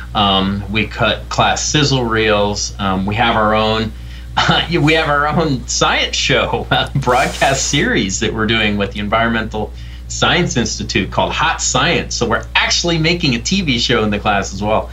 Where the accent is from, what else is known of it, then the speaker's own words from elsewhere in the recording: Columbus, Ohio, United States; now in Austin, Texas, United States; I was growing up in Columbus, Ohio